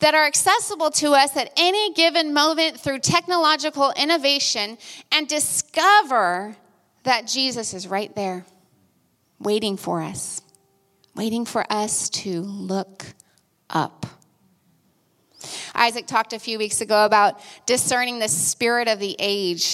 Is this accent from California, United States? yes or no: yes; Sacramento, California, United States; my hometown of Sacramento, California